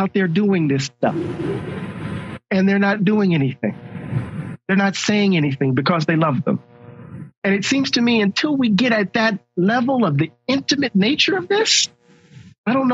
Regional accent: Mississippi, United States; I'm from Mississippi

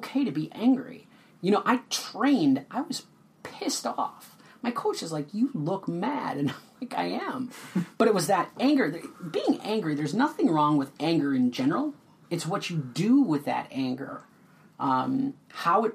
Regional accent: West St. Paul, Minnesota, United States; grew up in West St. Paul

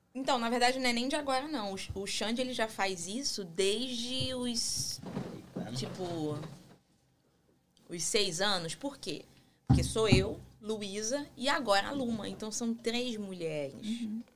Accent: Brazil; now in United States; eu sou brasileira

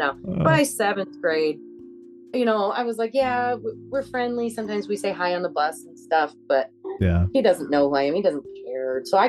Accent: Michigan, United States; also born or lived in Colorado; people from my hometown where I was moved to when I was 6 years old.

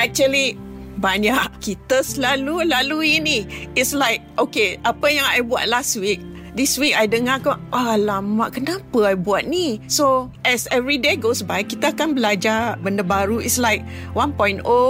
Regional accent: Penang, Malaysia; Saya berasal dari Pulau Pinang.

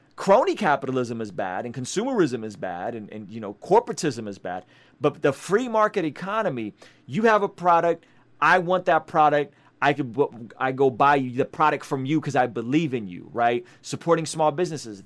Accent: San Diego, California, United States; also born or lived in Baku, Azerbaijan; a unique view as an immigrant refugee who grew up in San Diego

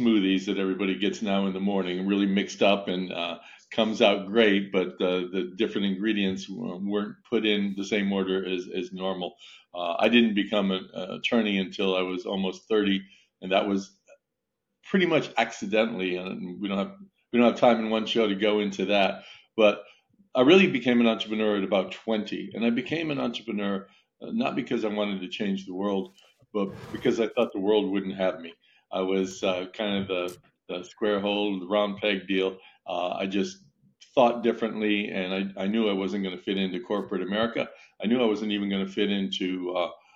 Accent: Italy; moved away; I was born and raised in Italy

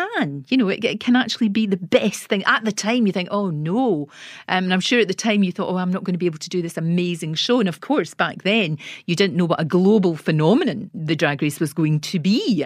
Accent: Scotland, United Kingdom; I was told by BBC Scotland, believe it or not, that I would never make it on television because of my accent

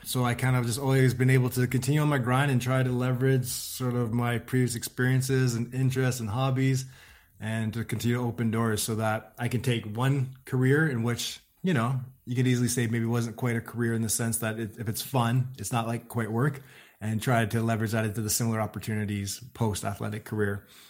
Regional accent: Ottawa, Ontario, Canada; I'm from Ottawa

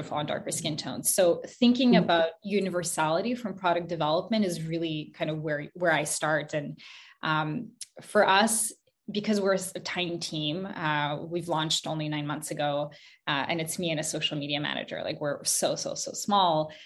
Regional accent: Montreal, Quebec, Canada; also born or lived in Kazakhstan; I moved to Montreal, Canada when I was 5 years old with my mom. We moved from Kazakhstan. And I grew up

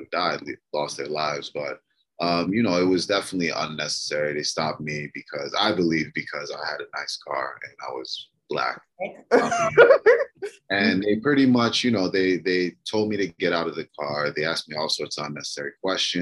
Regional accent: Maryland, United States; also born or lived in Detroit, Michigan; I was born in Detroit, but I was actually raised in Maryland

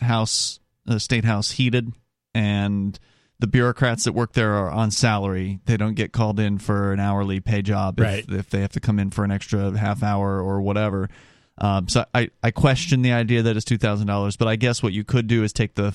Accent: the South, United States; I'm from the South

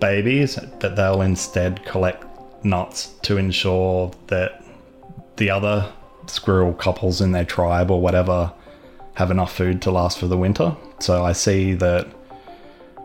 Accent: Melbourne, Victoria, Australia; I'm from Melbourne

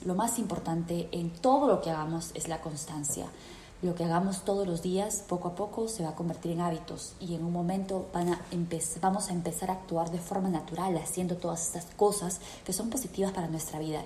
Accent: Peru; moved away as an adult; yo me fui de Perú

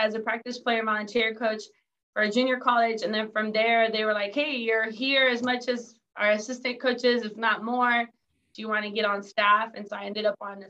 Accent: San Diego, California, United States; also born or lived in Mexico; I was born in Mexico, grew up in San Diego.

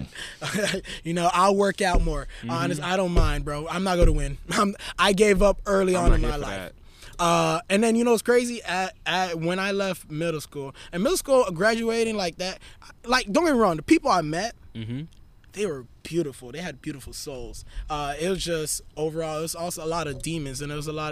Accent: Miami, Florida, United States; I'm born and raised in Miami, Florida.

